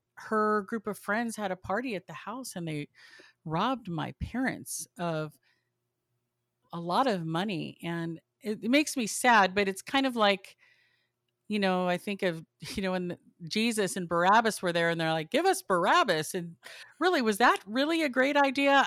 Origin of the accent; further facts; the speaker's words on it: Southern California, United States; I grew up in Southern California